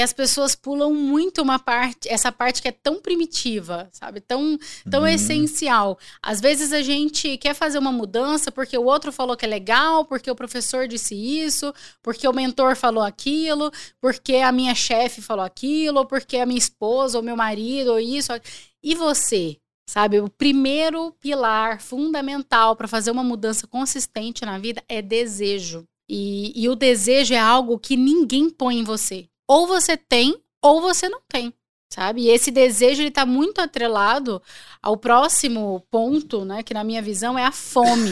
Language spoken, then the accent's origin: Portuguese; Araguaína, Tocantins, Brazil; eu nasci em Araguaína, quando eu nasci era um estado só